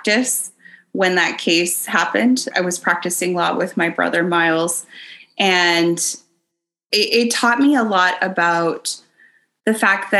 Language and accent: English; the Valley, Texas, United States; I'm from the Valley. It is rural